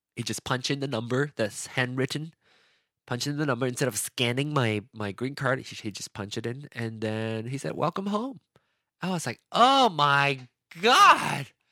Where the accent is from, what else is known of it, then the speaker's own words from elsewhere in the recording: Penang, Malaysia; moved away as an adult; now in United States; I was born in Penang